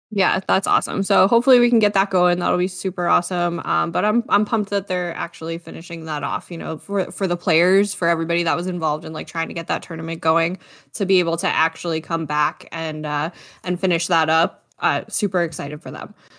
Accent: Niagara region, Ontario, Canada; I'm from the Niagara region

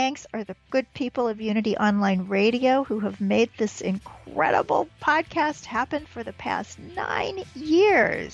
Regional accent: Midwest, United States; now in Manhattan, United States; I'm from the Midwest

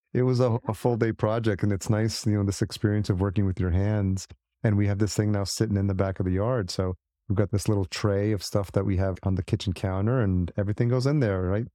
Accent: New York City, New York, United States; moved away as an adult; also born or lived in Los Angeles; I grew up in the city, as you, I mean, I'm, I'm a New Yorker at heart

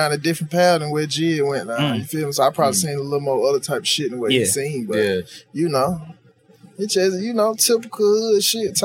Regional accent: Atlanta, Georgia, United States; I'm from East Atlanta. I'm from Zone 6.

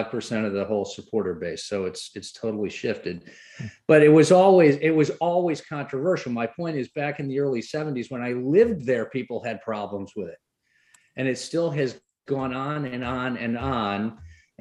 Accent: England, United Kingdom; as a kid growing up in England

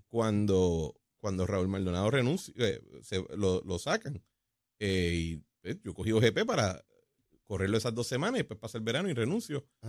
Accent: Puerto Rico; como los puertorriqueños siempre hacemos

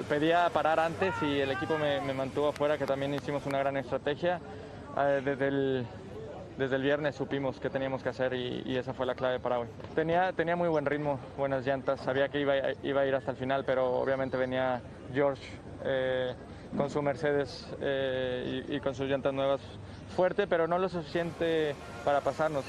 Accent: Mexico; mi país

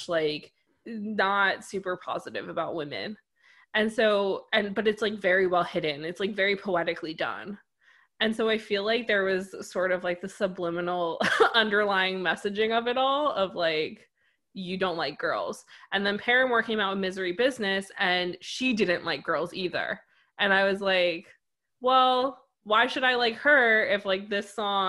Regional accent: United States; I grew up like right outside New York City

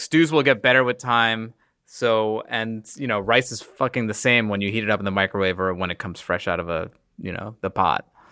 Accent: New York, United States; I grew up in New York

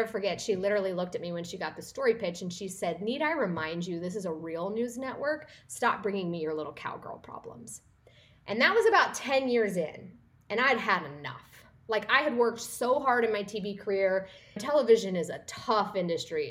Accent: northeastern Kansas, United States; moved away as an adult; also born or lived in Oklahoma / Dallas, Texas; I grew up in Kansas, in a small town in northeastern Kansas.

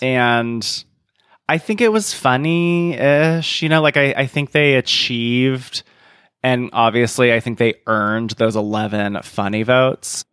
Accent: South Carolina, United States; moved away; I'm from South Carolina.

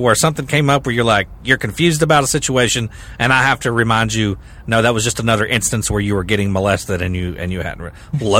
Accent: the South, United States; I'm from the South

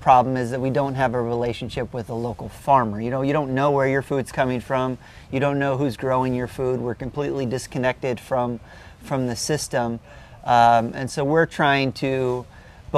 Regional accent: Wisconsin, United States; now in St. Petersburg, United States; I'm from Wisconsin. I grew up around farms

